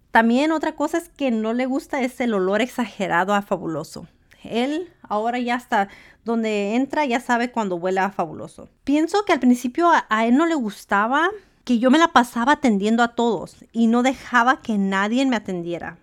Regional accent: Los Angeles, California, United States; moved away as an adult; now in Washington, United States; Yo soy mexicana de madre y padre mexicanos. Mi papá y mi mamá solo hablaban español en casa. Yo crecí en Los Ángeles, California y me mudé

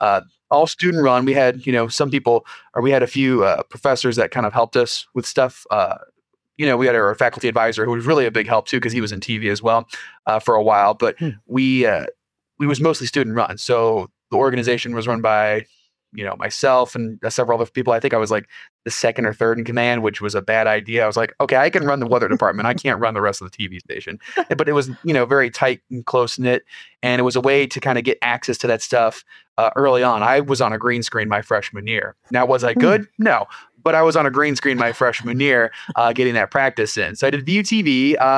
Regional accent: Merrillville, Indiana, United States; moved away as an adult; also born or lived in Missouri / Peoria, Illinois; now in Illinois, United States; born and raised in Northwest Indiana

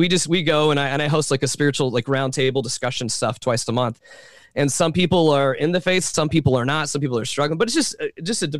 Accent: Atlanta, Georgia, United States; moved away as an adult; also born or lived in Washington State; now in Chapel Hill, United States; I'm originally from Atlanta, so I was very much Bible Belt in Atlanta

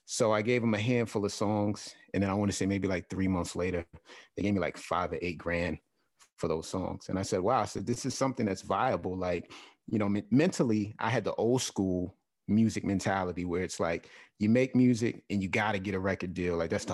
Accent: Queens, New York, United States; Like I grew up in South Jamaica, Queens, New York. So the neighborhood that I grew up in, it was very rough.

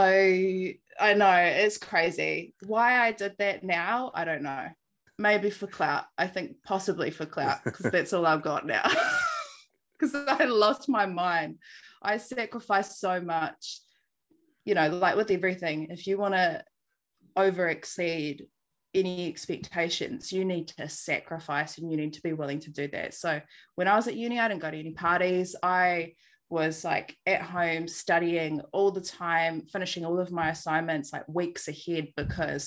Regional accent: Christchurch, Canterbury, New Zealand; moved away as an adult; also born or lived in Auckland; now in Hawke's Bay, New Zealand; I grew up in Christchurch and lived in the same house with my mum and dad the whole time that I was there.

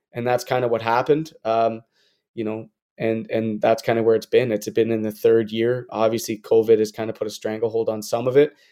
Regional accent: Peterborough, Ontario, Canada; also born or lived in Toronto; growing up in Peterborough

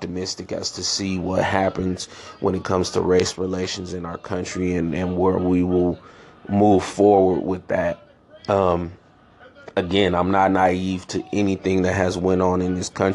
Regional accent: San Francisco, California, United States; also born or lived in Chicago, Illinois; I grew up in San Francisco, California, born in Chicago, Illinois. I moved away from Chicago when I was 3 years old

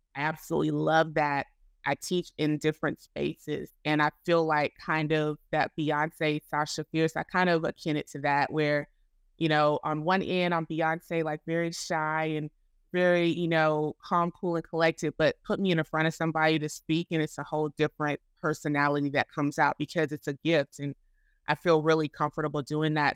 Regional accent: Florida, United States; moved away as an adult; now in Chicago, United States; I am originally from Florida, um, and I am now residing in Chicago, Illinois

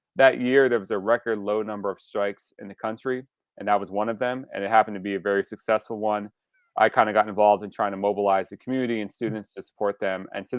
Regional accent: Pennsylvania, United States; I actually learned originally from some of my family roots, not so much in Pennsylvania.

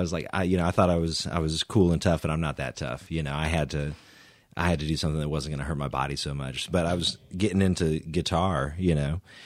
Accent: Edmond, Oklahoma, United States; also born or lived in Houston, Texas; we moved up to Edmond when I was in, like, kindergarten, so then I, you know, I grew up in Edmond, went to school at Edmond Memorial

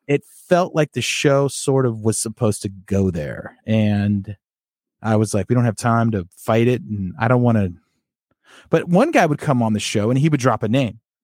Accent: Sacramento, California, United States; I grew up in the Sacramento area

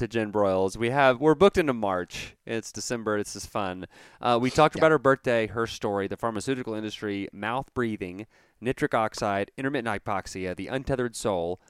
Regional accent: Plano, Texas, United States; In Plano is where we grew up.

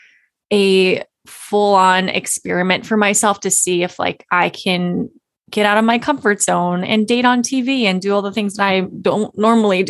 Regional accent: Virginia Beach, Virginia, United States; moved away as an adult; now in Cincinnati, United States; I grew up in Virginia Beach, Virginia. I'm currently in Ohio. I'm in Cincinnati, Ohio.

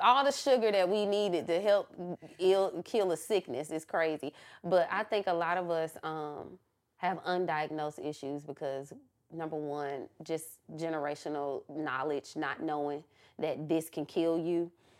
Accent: Atlanta, Georgia, United States; y'all know I'm from Atlanta.

